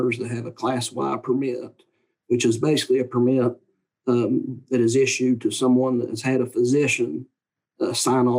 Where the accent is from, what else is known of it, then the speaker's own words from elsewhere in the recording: Wyoming County, West Virginia, United States; I grew up in Wyoming County